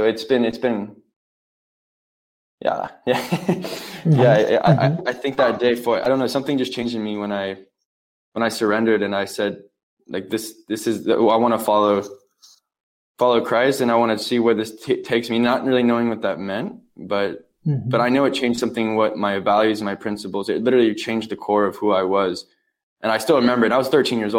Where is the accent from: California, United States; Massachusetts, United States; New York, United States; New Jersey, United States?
California, United States; Huntington Beach; I grew up, I'm from California. I grew up in Huntington Beach